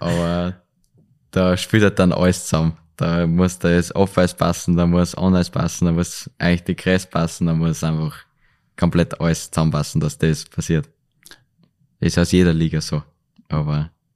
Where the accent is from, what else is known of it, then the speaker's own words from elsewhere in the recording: Linz, Upper Austria, Austria; Linz bleibt halt meine Heimatstadt